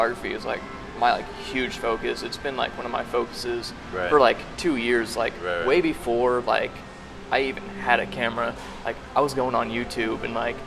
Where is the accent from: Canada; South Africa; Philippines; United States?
United States; Butler, Missouri; moved away; also born or lived in Kansas City / Springfield, Missouri; I was born in Kansas City, lived in a small town about south of Kansas City, Butler, Missouri